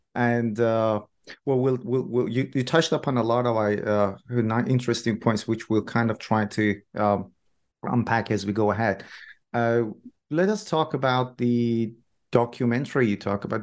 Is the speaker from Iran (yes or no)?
yes; Iran; moved away; I'm originally from Iran myself